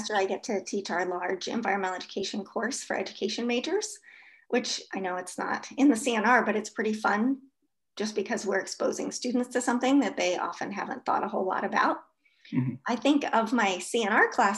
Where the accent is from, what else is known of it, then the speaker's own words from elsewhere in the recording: New York City, New York, United States; moved away as an adult; now in Stevens Point, United States; my experiences growing up in New York City